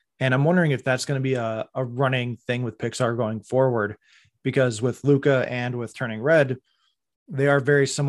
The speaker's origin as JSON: {"language": "English", "town": "Toronto", "region": "Ontario", "country": "Canada", "tie": "born or raised there", "said": "I grew up in Toronto."}